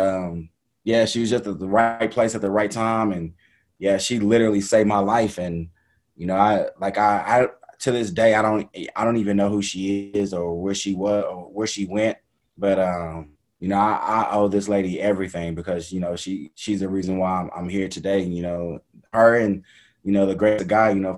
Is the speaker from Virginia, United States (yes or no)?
no; Dallas, Texas, United States; I'm originally from Dallas, Texas. Grew up playing just, I guess, the traditional sports